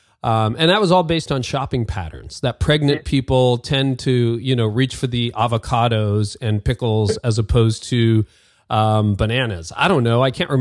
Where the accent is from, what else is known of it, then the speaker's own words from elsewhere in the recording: Canada; I'm Canadian